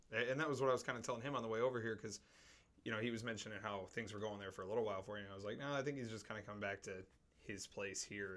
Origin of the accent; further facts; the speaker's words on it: Traverse City, Michigan, United States; moved away as an adult; I stayed in that same town that I grew up in my entire life, all you know, 20 years until I joined the military